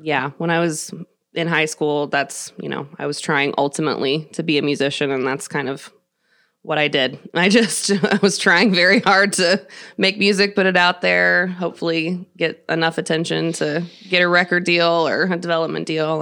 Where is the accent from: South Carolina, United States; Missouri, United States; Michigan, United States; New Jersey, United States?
Missouri, United States; Kansas City; also born or lived in Nashville, Tennessee; I was born and raised here in Kansas City.